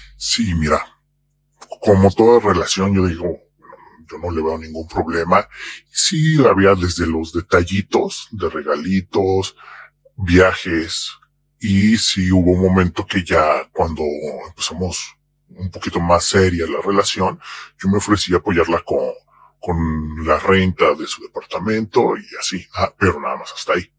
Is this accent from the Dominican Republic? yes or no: no; Mexico; soy mexicano